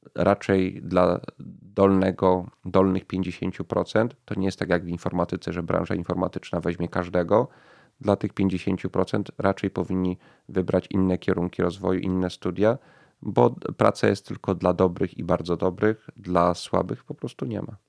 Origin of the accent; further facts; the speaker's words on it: Kraków, Lesser Poland, Poland; Ja, ja urodziłem się w Krakowie i przez większość życia mieszkam w tym mieście